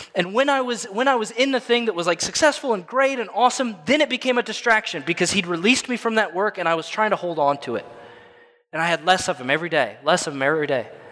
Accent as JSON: {"language": "English", "region": "Illinois", "country": "United States", "moved": "as an adult", "lives_now": "Tampa, United States", "said": "I'm from Illinois"}